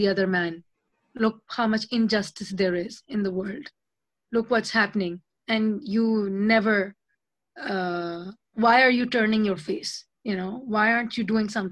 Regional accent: Pakistan; now in Lyon, France; I have such a mixed history of being a Pakistani, learning from my Bengali Christian Hindu teacher in Pakistan

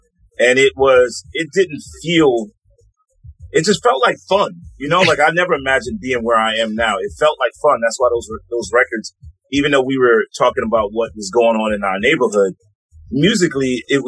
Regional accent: New York City, New York, United States; also born or lived in Harlem, New York City; I was born in Harlem. Born in Harlem Hospital. That's where I'm from. I moved to the Bronx when I was a kid. So, like, my formative years were in the Bronx. But technically, I'm from Harlem.

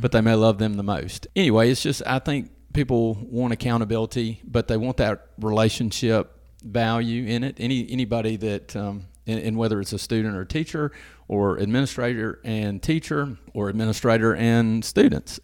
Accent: Madison, Mississippi, United States; moved away as an adult; also born or lived in Hernando, Mississippi; I'm from around the Jackson area. I'm from Madison originally.

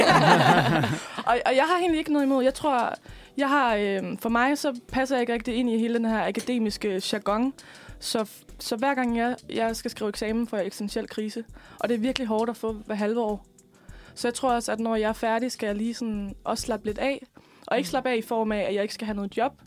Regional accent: West Jutland, Central Denmark Region, Denmark; moved away as an adult; now in Frederiksberg, Denmark; og så kommer jeg fra Slemvi i Vestjylland.

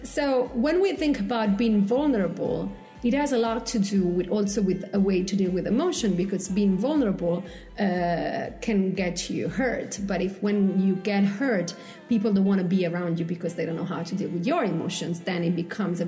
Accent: Italy; moved away; I come from Italy. We make out in public

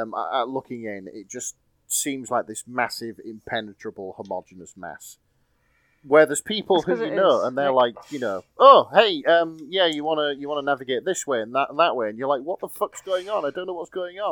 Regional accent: United Kingdom; accent: thick Northern; It's my thick Northern accent.

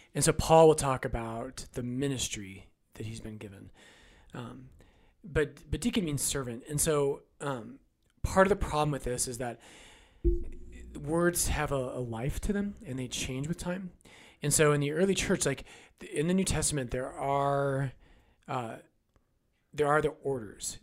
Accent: United States; as American Catholics

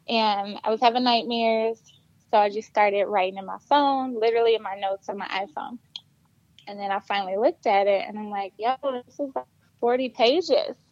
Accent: Flint, Michigan, United States; moved away as an adult; also born or lived in Detroit, Michigan; I am from Flint, Michigan. I also went to Flint Central

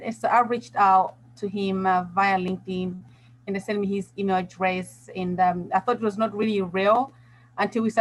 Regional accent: Malawi; also born or lived in Bristol, England; now in South Africa; I'm originally from Malawi, but I'm living here in South Africa. I've been here for about now, it's about 16 years.

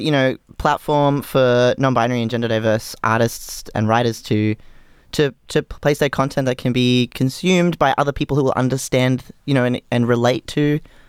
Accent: Queensland, Australia; we're so Queenslander.

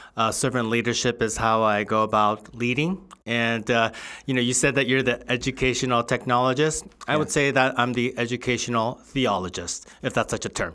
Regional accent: Southern California, United States; also born or lived in Covina, California / Los Angeles, California; I grew up in Southern California

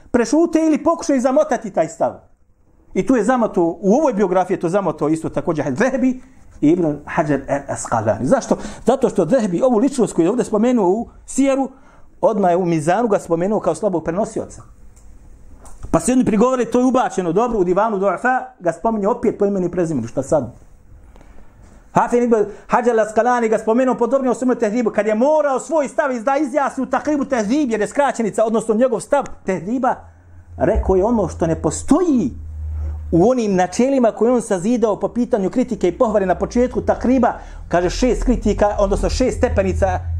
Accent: Bosnia & Herzegovina

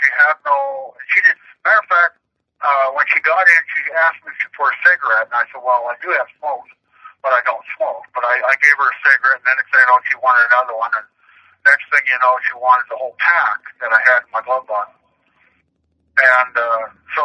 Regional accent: Canada; I'm Canadian

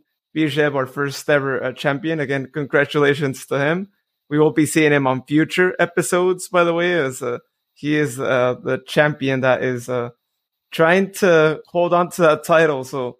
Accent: Modesto, California, United States; I know Joe was actually involved in the Modesto Nuts here locally

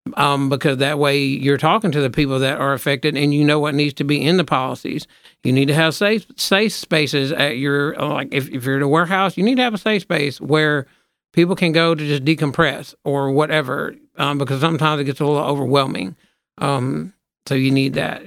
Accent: Memphis, Tennessee, United States; we're from Memphis, not Tennessee

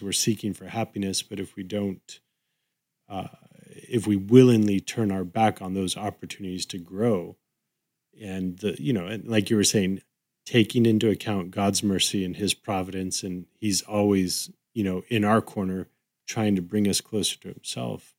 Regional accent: Southern California, United States; I grew up in Southern California

